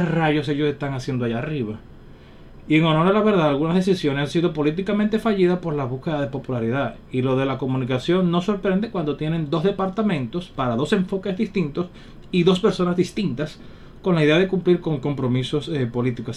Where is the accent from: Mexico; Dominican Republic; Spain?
Dominican Republic; los dominicanos necesitamos